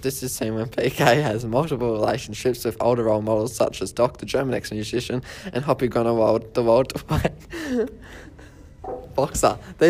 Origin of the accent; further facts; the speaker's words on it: Johannesburg, Gauteng, South Africa; born there; I was born in Johannesburg, South Africa as an illegitimate child. I had a difficult childhood and spent several years in an orphanage.